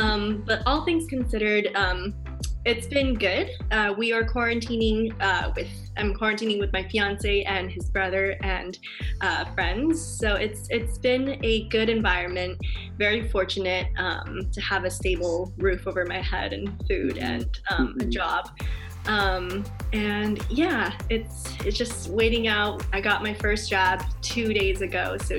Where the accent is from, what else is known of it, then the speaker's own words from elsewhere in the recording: Beijing, China; first language Chinese; English is a second language; moved away as an adult; also born or lived in France / Los Angeles, United States; now in New York, United States; So at the age of 6, we went back to China, to Beijing